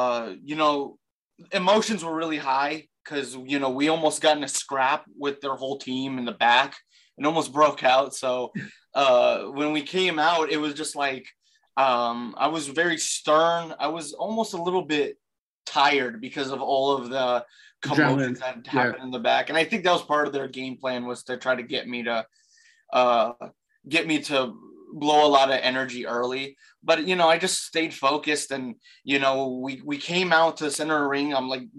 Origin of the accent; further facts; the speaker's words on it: Baton Rouge, Louisiana, United States; I'm originally from Baton Rouge, Louisiana.